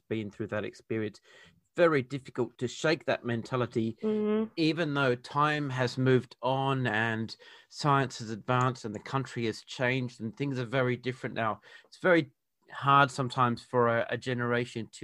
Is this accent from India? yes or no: no; Perth, Western Australia, Australia; now in Adelaide, Australia; I was born and raised in Perth, which is the capital of Western Australia